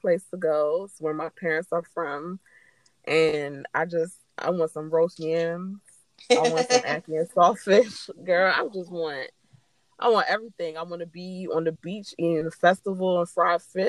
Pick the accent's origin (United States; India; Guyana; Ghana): United States; I was born here. My older sister were born in Jamaica, and I was the first child to be born here